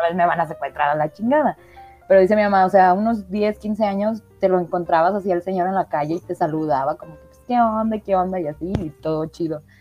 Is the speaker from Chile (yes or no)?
no; San Juan de los Lagos, Jalisco, Mexico; San Juan de los Lagos, Jalisco. Eh, es de donde yo soy